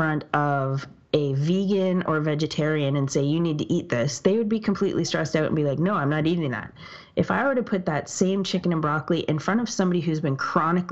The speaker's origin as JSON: {"language": "English", "country": "Canada", "said": "I'm Canadian"}